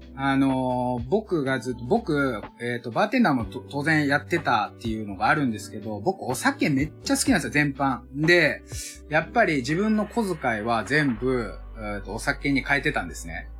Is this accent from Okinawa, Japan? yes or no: no; Osaka, Japan; moved away as an adult; also born or lived in Tokyo; now in Sagamihara, Japan; 大阪出身だし、えっ、ー、と、東京も10年以上いた